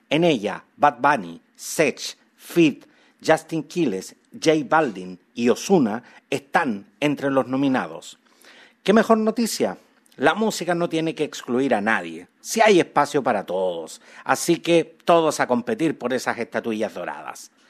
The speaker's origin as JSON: {"language": "Spanish", "country": "Chile", "said": "todos los auditores que me escuchan y siguen fuera de Chile, mi país de origen."}